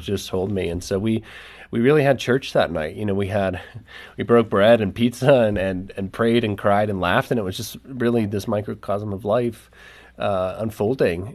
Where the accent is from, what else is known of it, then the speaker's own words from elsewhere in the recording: the Bible Belt, United States; growing up in the Bible Belt, we have all these experiences of church